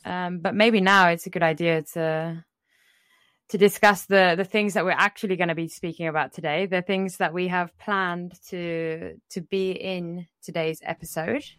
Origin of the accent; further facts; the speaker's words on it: England, United Kingdom; growing up in England